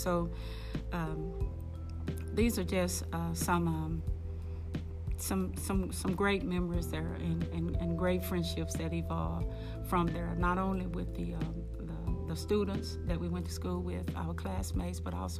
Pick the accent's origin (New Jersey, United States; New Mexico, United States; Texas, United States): Texas, United States; Midland; also born or lived in Rotan, Texas; we moved to Midland in 1956, and he moved his family as well as his parents here. And we moved from Rotan, Texas.